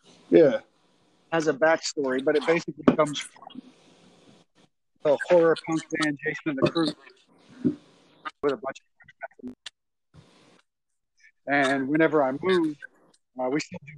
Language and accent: English; Lafayette, Louisiana, United States; moved away; I'm originally from Louisiana, Lafayette, Louisiana